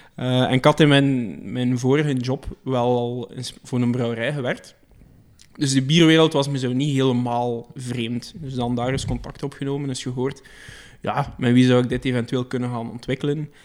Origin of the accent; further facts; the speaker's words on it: Belgium; we zijn Belgen